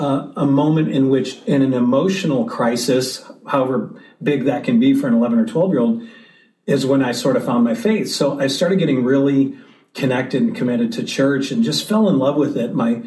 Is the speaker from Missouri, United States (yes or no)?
yes; St. Louis, Missouri, United States; I grew up in St. Louis, Missouri.